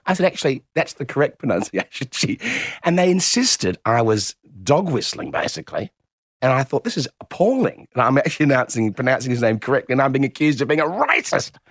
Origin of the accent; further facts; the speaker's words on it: Adelaide, South Australia, Australia; I'm from Adelaide